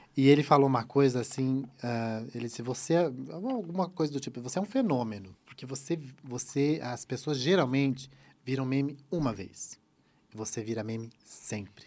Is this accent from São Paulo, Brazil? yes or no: no; Santa Catarina, Brazil; eu sou do sul, eu sou de Santa Catarina.